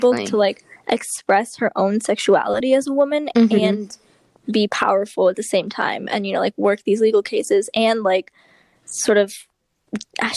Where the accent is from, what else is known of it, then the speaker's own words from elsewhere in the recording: Berkeley, California, United States; we're from the Bay Area, we're from like, it was like Berkeley area